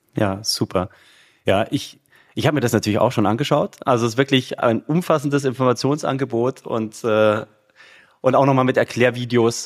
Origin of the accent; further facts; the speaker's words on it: Munich, Bavaria, Germany; ich bin ja Münchner, ja, also in München geboren, wohne immer noch in München